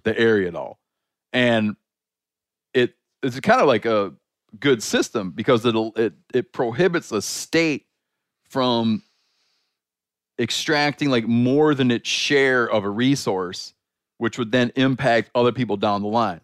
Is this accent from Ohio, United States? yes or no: no; Michigan, United States; my home state of Michigan